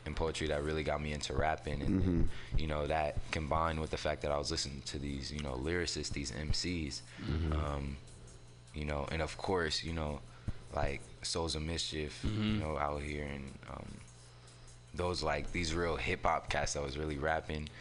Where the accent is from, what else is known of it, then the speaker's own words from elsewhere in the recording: San Francisco, California, United States; also born or lived in Oakland; I'm from San Francisco. I was technically born in Oakland, but I was raised out here in San Francisco.